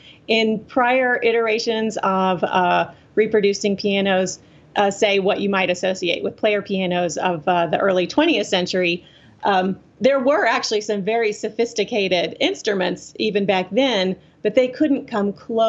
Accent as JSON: {"language": "English", "region": "the South", "country": "United States", "tie": "born or raised there", "said": "this is like, you know, the ironies of growing up in the South, I think."}